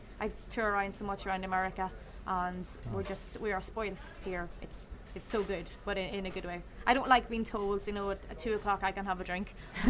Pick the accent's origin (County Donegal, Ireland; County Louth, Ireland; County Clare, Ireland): County Donegal, Ireland; moved away as an adult; now in New Orleans, United States; apart from my hometown in Donegal in Ireland